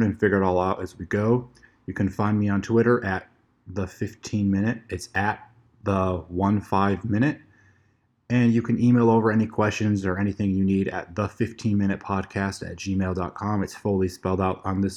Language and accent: English; Chicago, Illinois, United States; moved away as an adult; now in Los Angeles, United States; I'm originally from the Chicagoland area, and I moved to Los Angeles 3 years ago